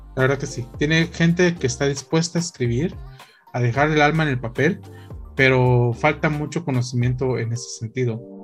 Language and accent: Spanish; Guatemala; nosotros como guatemaltecos